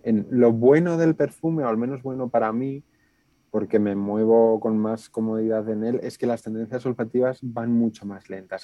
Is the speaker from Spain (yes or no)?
yes; Aranda de Duero, Castile and León, Spain; yo nací en Aranda de ver un pueblo del sur de Burgos